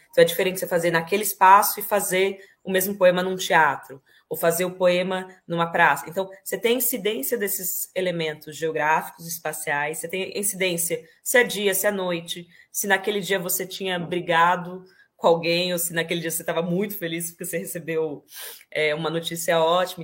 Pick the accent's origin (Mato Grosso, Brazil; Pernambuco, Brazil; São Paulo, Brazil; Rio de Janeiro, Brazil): São Paulo, Brazil; Ribeirão Preto; moved away as an adult; now in Spain; Nasci em Ribeirão Preto, interior de São Paulo. Uh, vivi lá a minha infância, uma boa parte da minha juventude, toda a minha adolescência